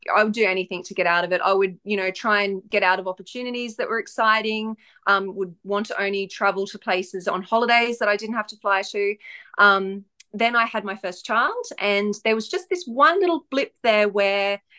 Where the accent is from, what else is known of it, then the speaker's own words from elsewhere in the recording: Australia; also born or lived in far north Queensland; I'm Australian, so I live in the far north um, of Queensland in Australia